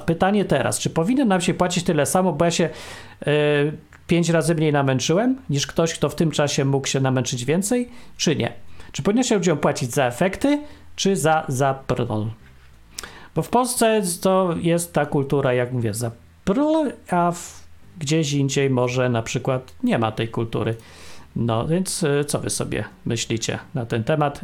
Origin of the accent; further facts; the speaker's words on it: Poland; moved away; my z Polski, czy tam y, po polsku mówimy